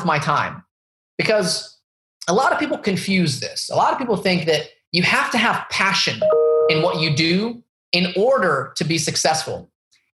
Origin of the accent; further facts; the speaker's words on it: the Bible Belt, United States; Palestinian family growing up in the Bible Belt, where there's basically a huge Mexican population, no Arabs anywhere.